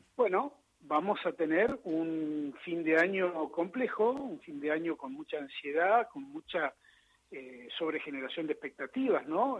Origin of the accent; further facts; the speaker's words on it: Río Grande, Tierra del Fuego, Argentina; moved away; yo de chiquito vivía en Río Grande, Tierra del Fuego, y todas las mañanas perdón, iba a la escuela